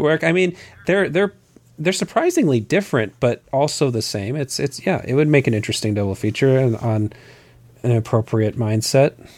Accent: Southern Arizona, United States; I grew up in Southern Arizona

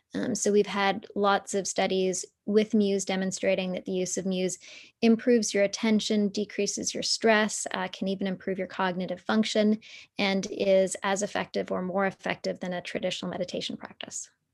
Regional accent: Toronto, Ontario, Canada; So I grew up in downtown Toronto.

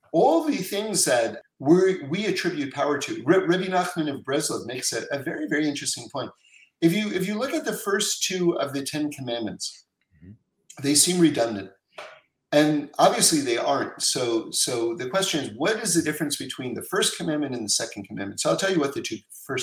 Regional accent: New York City, New York, United States; now in California, United States; I grew up in New York City on 79th Street and Broadway

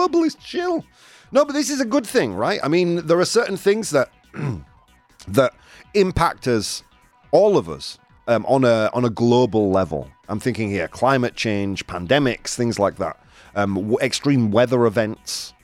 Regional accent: England, United Kingdom; Rather than being English, I'm a citizen of planet Earth

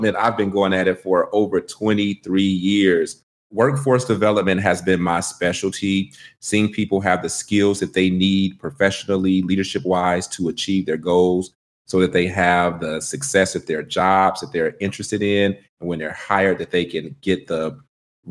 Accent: Detroit, Michigan, United States; accent: country twang; now in Washington, D.C., United States; I'm from Detroit, Michigan

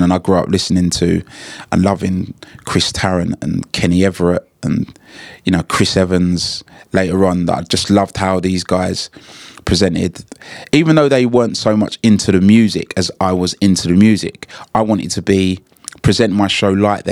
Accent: London, United Kingdom; as a kid growing up in Hackney

